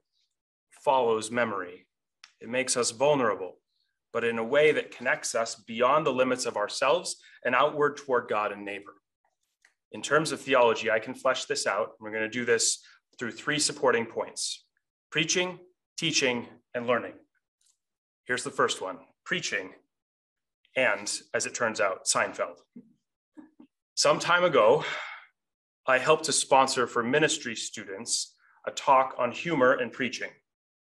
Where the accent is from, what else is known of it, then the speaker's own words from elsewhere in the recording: Montana, United States; moved away; I grew up on a farm in the middle of Montana.